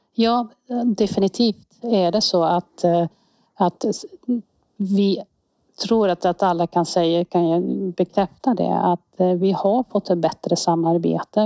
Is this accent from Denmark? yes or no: no; Netherlands; Swedish is a second language; moved away as an adult; now in Säffle, Sweden; Jag är från Nederländerna, har, är född och växt upp där